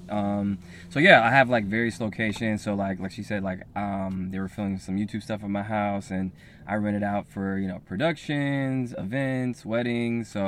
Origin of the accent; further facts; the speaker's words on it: Los Angeles, California, United States; I'm from Los Angeles. I'm a serial entrepreneur.